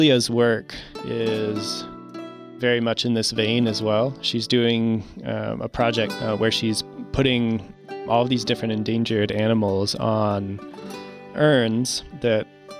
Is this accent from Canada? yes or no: no; Virginia, United States; moved away; also born or lived in Utah; originally born in Utah, but I grew up in Virginia.